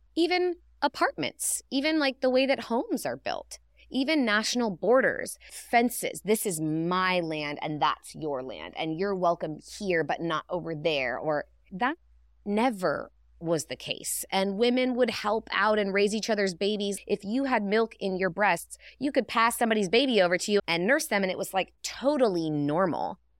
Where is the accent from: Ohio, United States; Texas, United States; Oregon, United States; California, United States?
California, United States; Northern; I grew up with hippies in Northern California